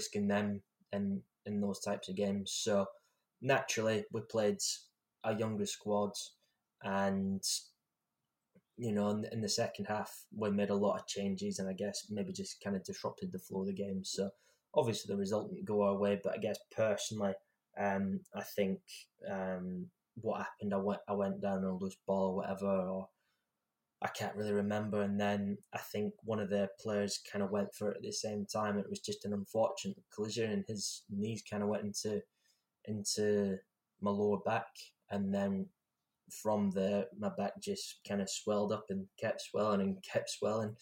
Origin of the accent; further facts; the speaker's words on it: Scotland, United Kingdom; being Scottish and representing your country